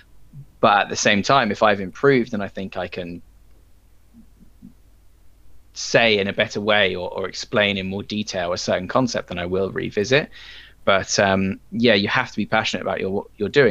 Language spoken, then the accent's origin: English; England, United Kingdom; I'm English